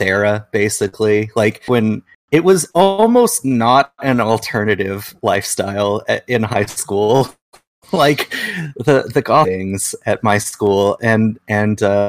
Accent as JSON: {"language": "English", "region": "Washington", "country": "United States", "also_born_or_lived": "Olympia, Washington / Seattle, Washington", "said": "whenever I say I'm from Washington, people think I mean DC."}